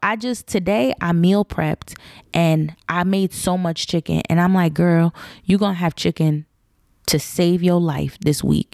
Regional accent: United States; my parents were African, they weren't necessarily intentional and I don't think they knew the nuances that growing up in Black America can sometimes create amongst kids

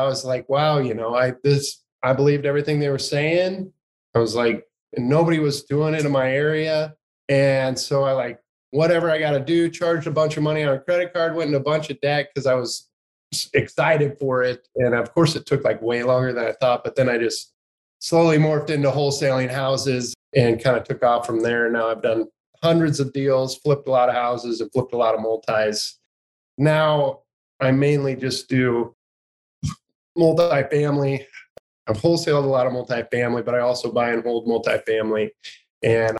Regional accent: Johnson Lake, Nebraska, United States; I'm from Johnson Lake, Nebraska. It's a real small community in the middle of Nebraska

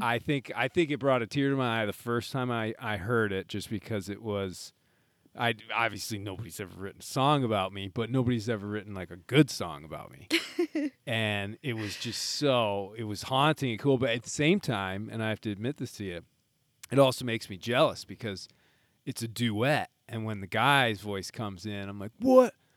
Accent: Midwest, United States; being a Midwesterner

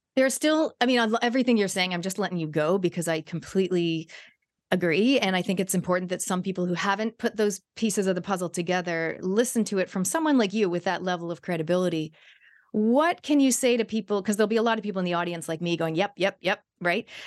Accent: Canada; when I was growing up in Canada

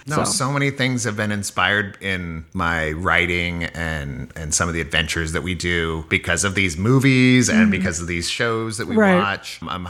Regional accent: Columbus, Montana, United States; moved away as an adult; also born or lived in Billings, Montana / Tacoma, Washington; now in Sacramento, United States; Raised as a kid mostly in Columbus, Montana, which is about 40 miles this side of Billings. Town of 1,500 people population.

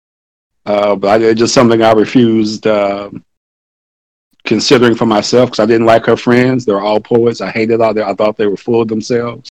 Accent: United States; it's like all Americans, you know, we're raised with the same pretty much core set

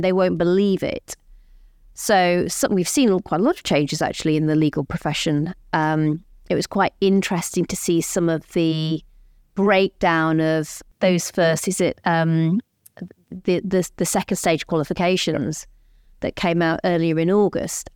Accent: Rotherham, Yorkshire and the Humber, United Kingdom; moved away; I'm growing up in Rotherham.

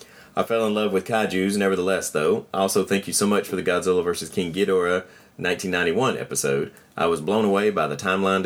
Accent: Germany; English is a second language; it seems to me often very different from my own experiences since I'm from Germany.

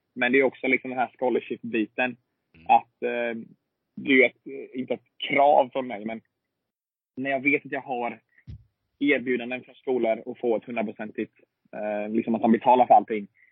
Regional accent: Sweden; moved away as an adult; also born or lived in Alabama; now in United States; jag hemma i Sverige i 16 månader

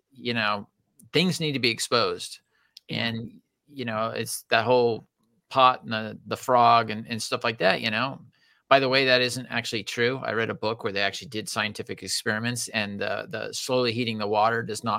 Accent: California, United States; we are from California

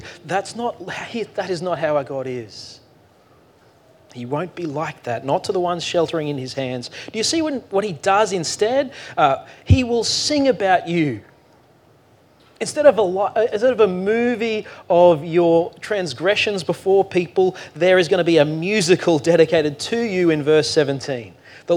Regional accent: Australia; we're too Australian for

